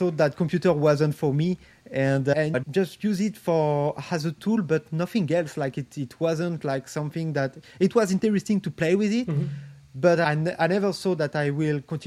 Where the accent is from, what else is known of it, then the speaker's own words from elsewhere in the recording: Paris, Île-de-France, France; I grew up in France, in Paris, actually